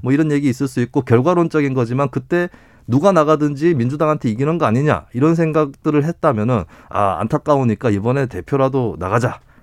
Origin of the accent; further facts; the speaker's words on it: South Korea; 저 같은 경우는 또 대구 경북 출신이라